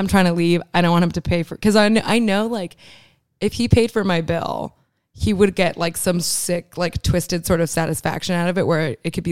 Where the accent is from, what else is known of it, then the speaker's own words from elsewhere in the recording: Miami, Florida, United States; moved away; also born or lived in Chicago; I'm from Miami.